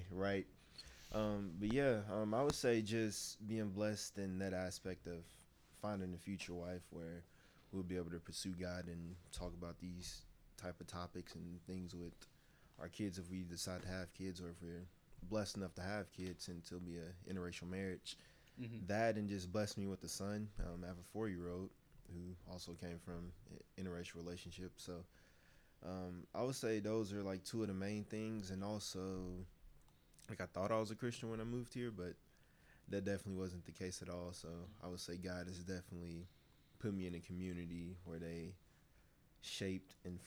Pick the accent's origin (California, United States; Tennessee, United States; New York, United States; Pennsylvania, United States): Tennessee, United States; Memphis; also born or lived in Dayton, Ohio; now in Murfreesboro, United States; I was born in Ohio, and then I moved down to Memphis with my mom when my parents got divorced back in 2001. So I pretty much grew up in Memphis, and I lived there up until I graduated high school